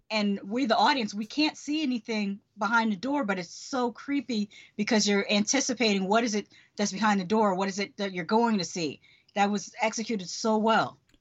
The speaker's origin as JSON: {"language": "English", "region": "Connecticut", "country": "United States", "tie": "born or raised there", "moved": "yes", "lives_now": "Orlando, United States", "said": "I grew up in Connecticut in the eighties"}